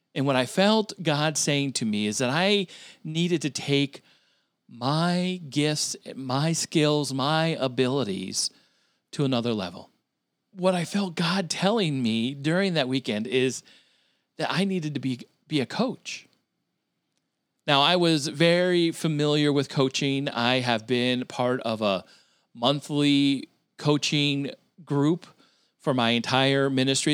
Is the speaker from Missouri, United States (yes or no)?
no; Vermont, United States; moved away; also born or lived in New Hampshire / Philadelphia / Syracuse, New York; I grew up in the state of Vermont.